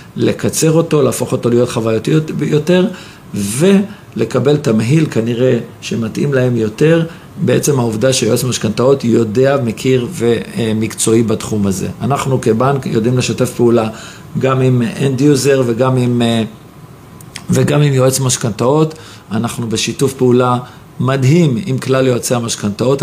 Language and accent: Hebrew; Jerusalem, Jerusalem District, Israel; אני ירושלמי במקור